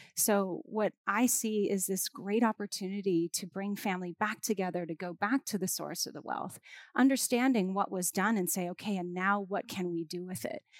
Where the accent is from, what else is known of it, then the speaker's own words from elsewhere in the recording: Hawaii, United States; I'm from Hawaii, so we live in an island